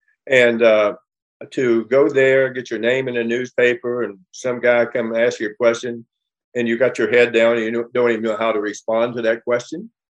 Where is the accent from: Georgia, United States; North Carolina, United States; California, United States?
California, United States; Los Angeles; also born or lived in West Virginia; you know, coming from West Virginia and not knowing anything about anything, shy, quiet, backwards. I grew up here in Los Angeles, and I grew up in a competitive world.